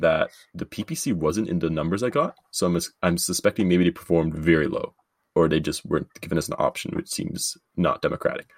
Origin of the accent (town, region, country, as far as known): Canada